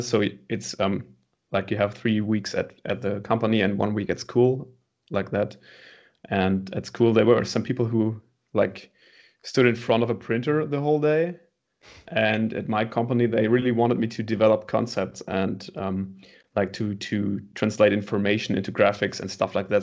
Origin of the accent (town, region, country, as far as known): Münster, North Rhine-Westphalia, Germany; born or raised there